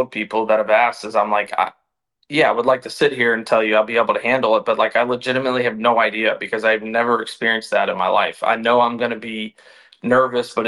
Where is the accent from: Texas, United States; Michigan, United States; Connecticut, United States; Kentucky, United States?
Kentucky, United States; Louisville; moved away; winning a major in my hometown